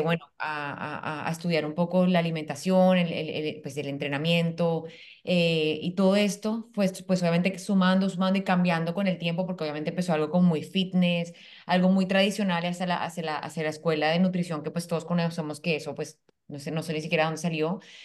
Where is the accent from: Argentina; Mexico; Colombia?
Colombia; moved away as an adult; now in Panama; yo soy colombiana, vivo en Panamá hace dos años